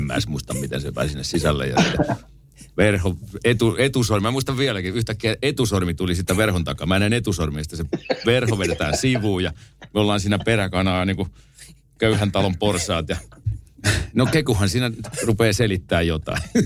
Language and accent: Finnish; Tampere, Pirkanmaa, Finland; mä oon Koikkarista kotosi ja siinä on viinikka vieressä